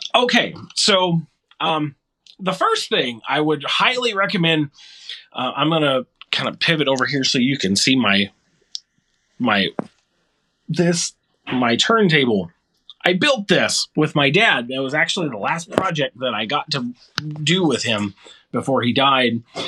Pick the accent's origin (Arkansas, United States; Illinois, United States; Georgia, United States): Arkansas, United States; moved away as an adult; now in Michigan, United States; we relocated to Michigan from Arkansas, which is where I spent most of my formative years in my life